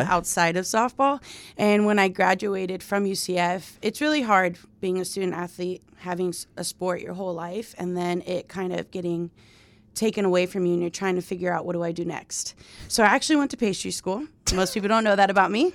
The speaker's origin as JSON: {"language": "English", "town": "Miami", "region": "Florida", "country": "United States", "moved": "yes", "said": "I'm from Miami, Florida"}